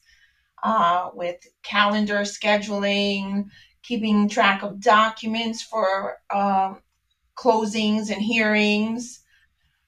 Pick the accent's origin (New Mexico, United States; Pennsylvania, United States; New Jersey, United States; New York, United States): New York, United States; moved away; I'm originally from New York